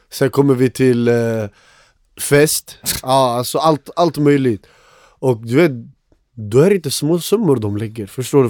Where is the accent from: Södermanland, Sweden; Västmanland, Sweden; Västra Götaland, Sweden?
Västmanland, Sweden; Västerås; jag är uppväxt i Råby